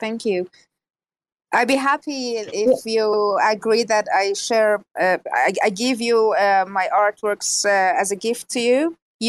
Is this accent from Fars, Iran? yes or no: yes; Shiraz, Fars, Iran; Shiraz, Iran.